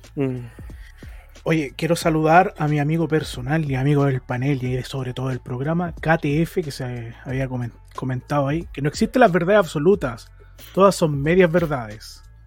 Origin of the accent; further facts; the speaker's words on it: Chile; nosotros como chilenos